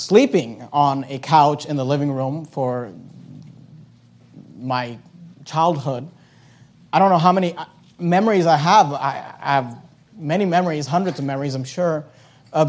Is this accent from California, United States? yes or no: yes; the Bay Area, California, United States; when I was growing up, we grew up in the Bay Area